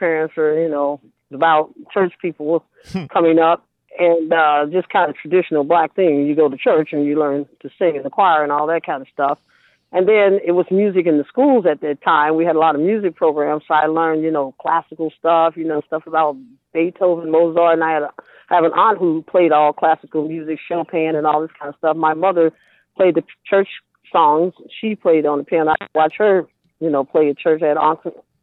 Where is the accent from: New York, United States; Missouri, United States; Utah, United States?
Missouri, United States; St. Louis; moved away as an adult; also born or lived in Riverside, California; now in California, United States; I was from St. Louis